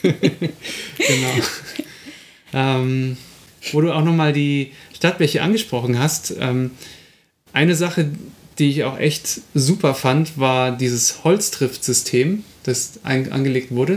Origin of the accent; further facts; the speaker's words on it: Munich, Bavaria, Germany; ich bin auch in München aufgewachsen